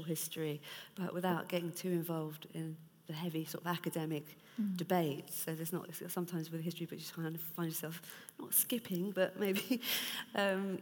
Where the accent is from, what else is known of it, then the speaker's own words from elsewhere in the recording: United Kingdom; being British